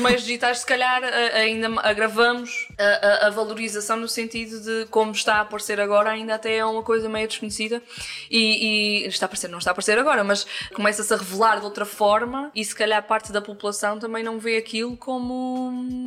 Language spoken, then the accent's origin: Portuguese; Angra do Heroísmo, Azores, Portugal; no Conselho de Angra do Heroísmo, freguesia de Santa Bárbara